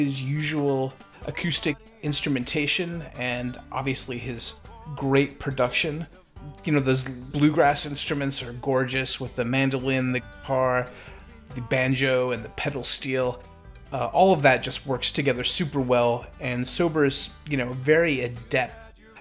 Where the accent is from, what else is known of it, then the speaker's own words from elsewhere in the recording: United States; I am the ugly American.